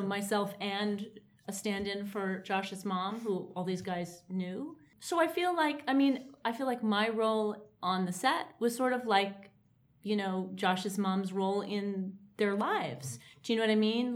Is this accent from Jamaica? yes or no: no; New York, United States; growing up in New York in a faintly bohemian type of way